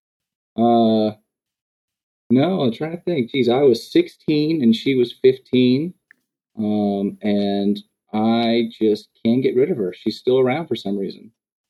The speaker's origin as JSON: {"language": "English", "town": "Memphis", "region": "Tennessee", "country": "United States", "tie": "born or raised there", "also_born_or_lived": "Ohio", "said": "we moved to Memphis. And I've tried to leave, and I can't escape. So I usually tell people I grew up in Memphis, spent almost my entire life here."}